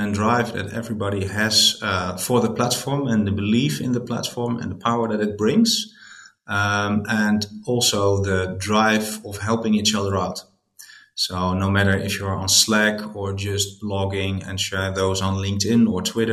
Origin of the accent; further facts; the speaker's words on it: Netherlands; I'm from the Netherlands